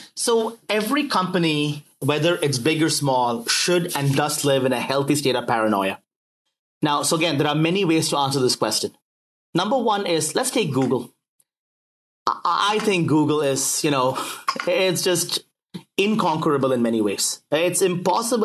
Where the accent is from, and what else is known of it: United States